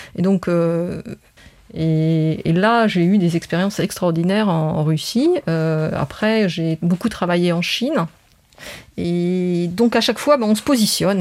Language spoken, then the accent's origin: French; France; now in Luxembourg; je suis française